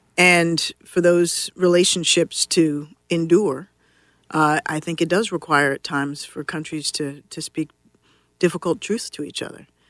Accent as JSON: {"language": "English", "town": "Washington", "region": "District of Columbia", "country": "United States", "tie": "born or raised there", "said": "I grew up here in Washington D.C."}